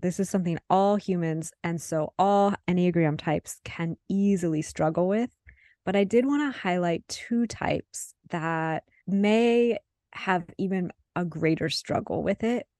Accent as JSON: {"language": "English", "region": "Midwest", "country": "United States", "tie": "born or raised there", "moved": "yes", "said": "I was born and raised in the Midwest, and I'm living in the Midwest again"}